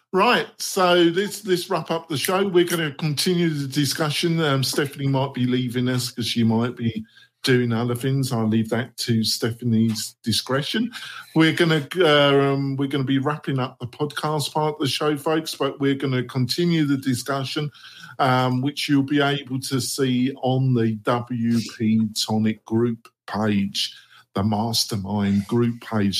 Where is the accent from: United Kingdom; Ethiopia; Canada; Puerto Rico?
United Kingdom; England; moved away as an adult; now in United States; I'm English for and also I'm American. You know, I've been living in America for 15 years